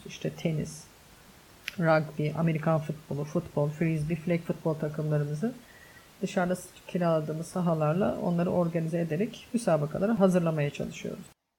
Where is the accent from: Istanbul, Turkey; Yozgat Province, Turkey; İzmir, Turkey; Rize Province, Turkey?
Istanbul, Turkey; Ben çocukken Bostancı'da oturuyorduk.